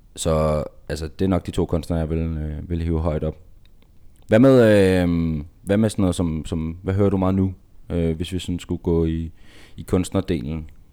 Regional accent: Denmark; Vi er danskere

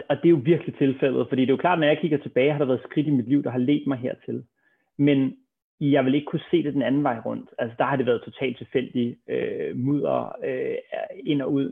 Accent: Copenhagen, Capital Region of Denmark, Denmark; lige nede ved busstopstedet på Østerbro, hvor jeg voksede op

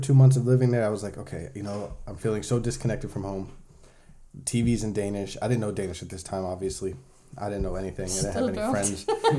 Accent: Puerto Rico; English is a second language; Well, I'm from Puerto Rico, which is Native Americans there, you know, Indians.

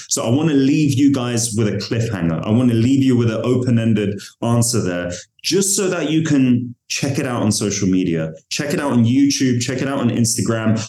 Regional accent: London, United Kingdom; I'm from London

